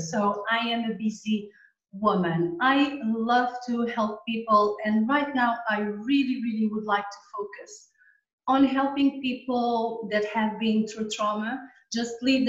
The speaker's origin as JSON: {"language": "English", "country": "Portugal", "tie": "born or raised there", "also_born_or_lived": "Angola", "second_language": "English", "lives_now": "Tenerife, Spain", "said": "So basically, I was born in Angola and then my family moved to Portugal. Yeah. At the moment, I'm living in Tenerife."}